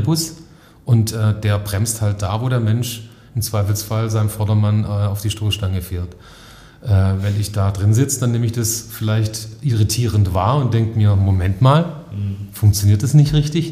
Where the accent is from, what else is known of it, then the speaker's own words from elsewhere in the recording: Stuttgart area, Baden-Württemberg, Germany; Ich komme aus der Heimat, also ähm, Stuttgarter Raum